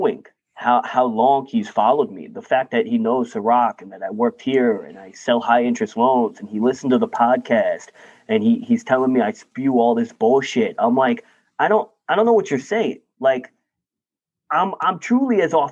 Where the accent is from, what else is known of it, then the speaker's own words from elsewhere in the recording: New York, United States; I'm a New Yorker